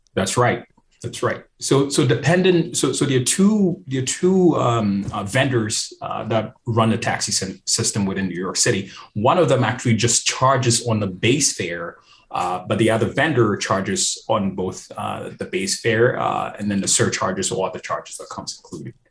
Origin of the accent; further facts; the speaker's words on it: Ghana; moved away; here I am from Ghana, where tipping is not something that people